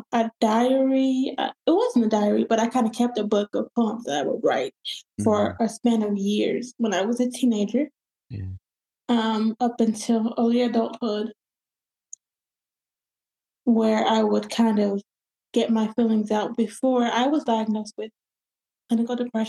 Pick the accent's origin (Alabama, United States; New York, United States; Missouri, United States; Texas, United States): Alabama, United States; Huntsville; I am from Huntsville, Alabama